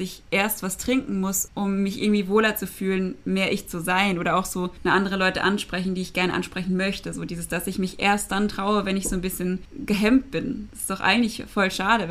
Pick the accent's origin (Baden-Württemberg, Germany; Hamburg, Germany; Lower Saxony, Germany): Baden-Württemberg, Germany; ich komme auch aus dem Dorf, wir kommen beide aus Baden-Württemberg